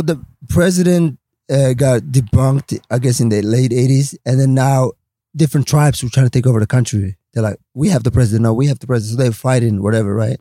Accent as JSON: {"language": "English", "town": "Stockholm", "region": "Stockholm County", "country": "Sweden", "tie": "born or raised there", "also_born_or_lived": "Somalia / Washington / Los Angeles", "second_language": "English", "moved": "as an adult", "said": "that's how we grew up in Stockholm, Sweden"}